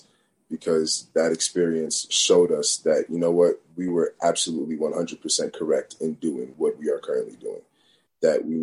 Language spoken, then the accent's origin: English; Northeast, United States; growing up in the Northeast.